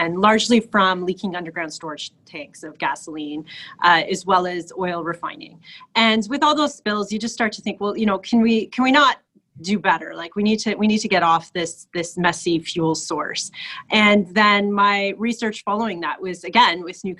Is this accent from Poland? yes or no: no; Toronto, Ontario, Canada; I grew up on the Scarborough border at Victoria Park in Lawrence, and I did grow up in an apartment building like most Scarborough youngsters